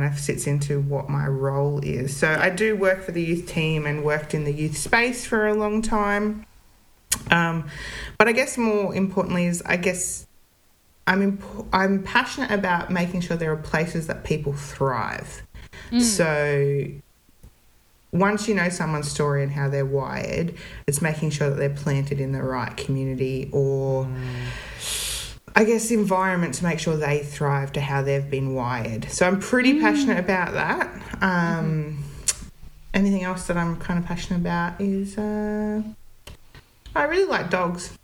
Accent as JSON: {"language": "English", "area": "Central Coast", "region": "New South Wales", "country": "Australia", "tie": "born or raised there", "said": "I grew up on the Central Coast, which is a part of New South Wales."}